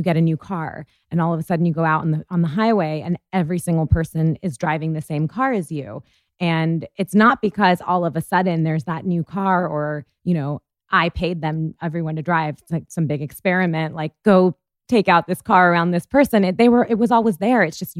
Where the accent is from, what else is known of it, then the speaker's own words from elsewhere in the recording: India; I'm Indian, and I feel like culturally, my culture is that, like, for generations and generations, like, it's just natural for people to have astrologers as part of their